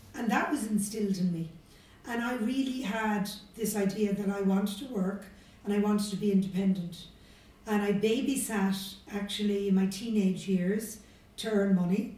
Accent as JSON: {"language": "English", "town": "Cork", "region": "Munster", "country": "Ireland", "tie": "born or raised there", "said": "I grew up in Beaumont Drive in Blackrock, which is in in the city."}